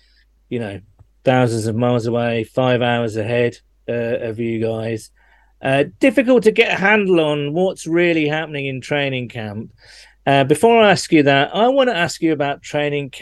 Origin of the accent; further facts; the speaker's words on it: United Kingdom; you can tell I'm British by using the word pitch, not field